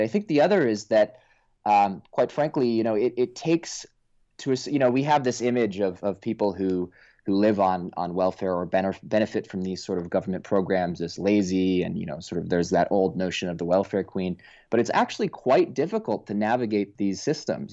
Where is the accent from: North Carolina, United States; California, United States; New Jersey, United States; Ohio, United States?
California, United States; Oakland; I actually grew up in Oakland, California